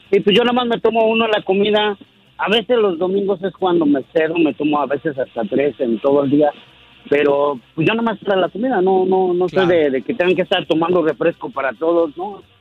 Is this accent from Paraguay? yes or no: no; Mexico City, Mexico; moved away; yo soy del DF